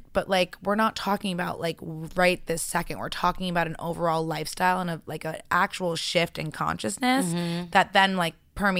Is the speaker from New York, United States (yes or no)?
yes; New York City, New York, United States; So I actually was in the ballet world growing up in New York City, super competitive.